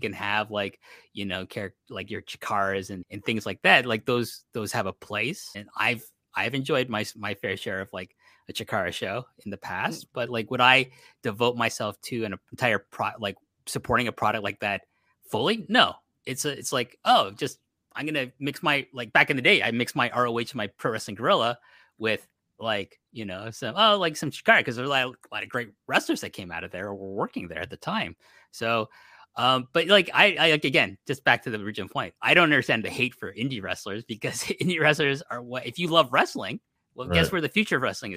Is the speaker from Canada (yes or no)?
yes; Canada; I'm from Canada